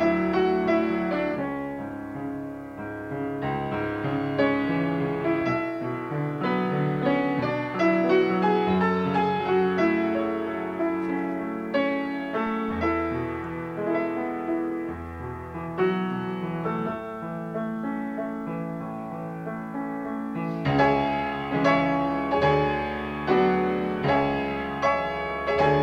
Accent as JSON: {"language": "English", "region": "Budapest", "country": "Hungary", "tie": "born or raised there", "moved": "yes", "lives_now": "United States", "said": "I was born in Budapest, Ungarn."}